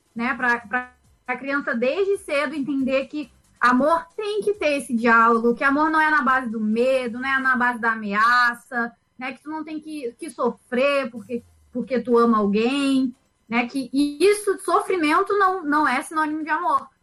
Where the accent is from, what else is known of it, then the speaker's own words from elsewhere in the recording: Rio de Janeiro, Brazil; moved away as an adult; also born or lived in São Paulo; now in Rio Grande do Sul, Brazil; eu nasci em São Paulo, e fui criada no Rio de Janeiro e tô no Sul há 10 anos.